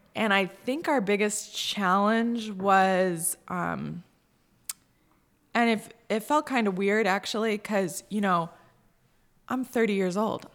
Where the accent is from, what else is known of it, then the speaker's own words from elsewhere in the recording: Cazenovia, New York, United States; moved away as an adult; also born or lived in Boston; I grew up in Kaz